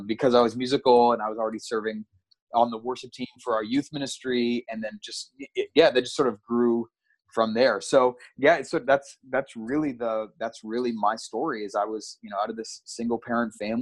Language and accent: English; Ottawa, Ontario, Canada; I grew up in Ottawa